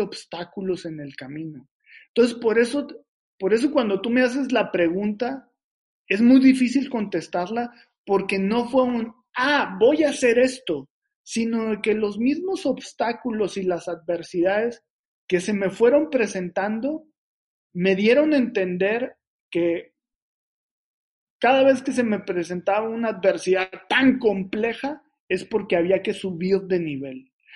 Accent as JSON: {"language": "Spanish", "town": "Reynosa", "region": "Tamaulipas", "country": "Mexico", "said": "la ciudad de donde soy, que soy pues, de Reynosa, Tamaulipas, a mucho orgullo"}